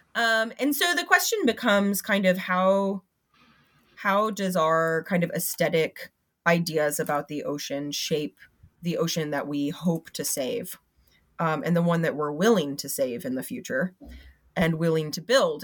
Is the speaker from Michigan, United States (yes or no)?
no; Florida, United States; I'm from Florida